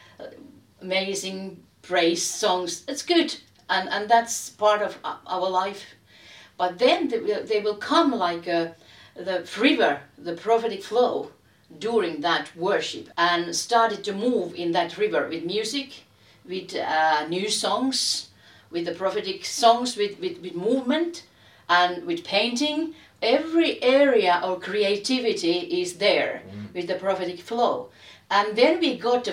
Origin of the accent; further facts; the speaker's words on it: Helsinki, Uusimaa, Finland; I'm a lady from Helsinki